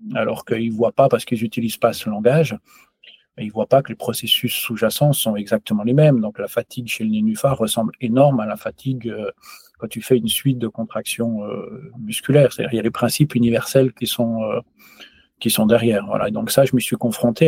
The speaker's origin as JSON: {"language": "French", "country": "France", "moved": "yes", "lives_now": "Switzerland", "said": "je suis français, je vis en, en Suisse"}